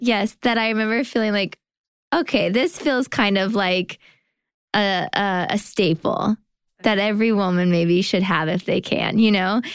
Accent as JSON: {"language": "English", "region": "California", "country": "United States", "tie": "born or raised there", "moved": "yes", "lives_now": "New York, United States", "said": "I did lots of T V and commercials and things like that growing up in California."}